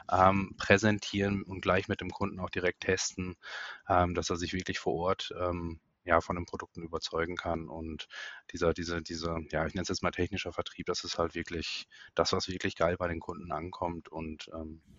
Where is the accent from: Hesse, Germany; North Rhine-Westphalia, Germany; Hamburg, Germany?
North Rhine-Westphalia, Germany; born there; ich bin ja gebürtiger ähm, Münsterländer Katholik